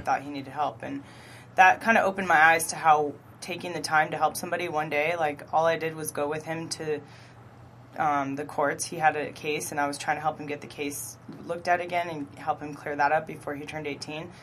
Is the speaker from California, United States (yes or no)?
yes; Orange County / Los Angeles, California, United States; I was born here in Orange County and then raised in LA and then moved back to Orange County around junior high age